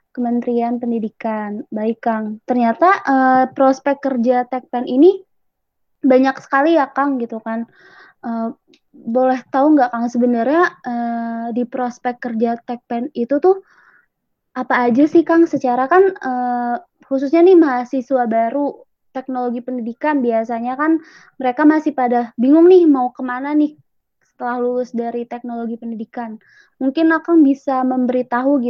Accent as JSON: {"language": "Indonesian", "town": "Tangerang", "region": "Banten", "country": "Indonesia", "tie": "born or raised there", "said": "Saya dari Tangerang, kan."}